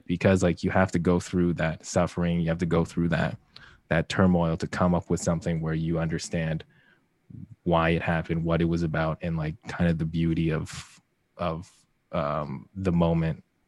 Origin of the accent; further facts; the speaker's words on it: Vancouver, British Columbia, Canada; moved away as an adult; also born or lived in Hamilton, Ontario; now in Toronto, Canada; I was raised more so in Vancouver, um, Coquitlam, Tri lower mainland basically. And so that was like where I grew up, went to university.